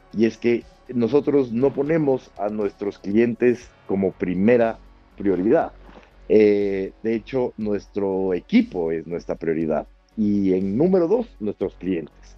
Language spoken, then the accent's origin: Spanish; Quito, Pichincha, Ecuador; also born or lived in Madrid, Spain; nací en Quito eh, en 1988